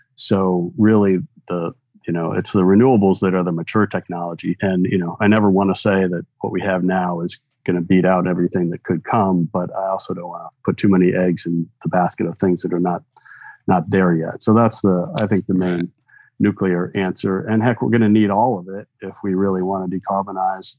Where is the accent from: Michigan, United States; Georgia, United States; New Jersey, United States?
Michigan, United States; I grew up in Michigan